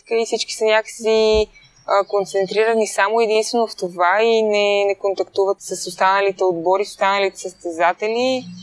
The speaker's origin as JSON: {"language": "Bulgarian", "country": "Bulgaria", "said": "аз съм от България и няма как тук нямаме толкова много сняг"}